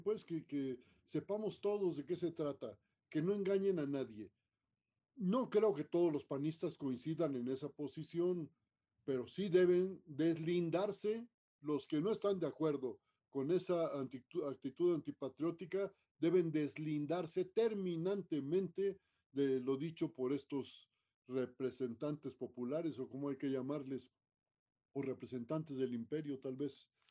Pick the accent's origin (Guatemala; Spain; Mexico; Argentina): Mexico; país en el que vivimos, en el que nacimos